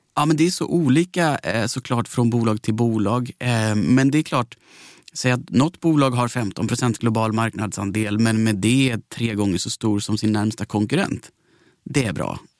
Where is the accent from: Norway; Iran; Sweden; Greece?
Sweden; Växjö, Kronoberg County; Jag kommer från Växjö